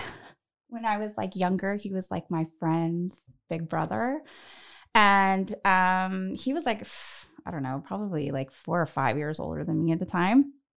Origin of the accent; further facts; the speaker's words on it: Northern California, United States; moved away as an adult; also born or lived in Los Angeles; I'm from Northern California originally